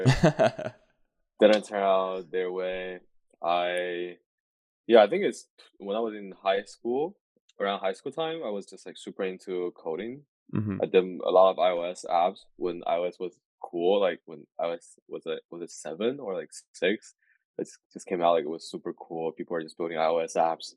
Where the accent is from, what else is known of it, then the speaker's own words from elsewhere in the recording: China; moved away; I came from China as well